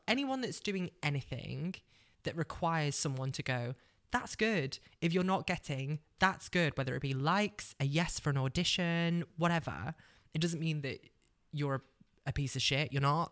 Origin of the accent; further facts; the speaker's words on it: Cheshire, North West England, United Kingdom; moved away as an adult; also born or lived in London; I'm originally a northerner, so I grew up in Cheshire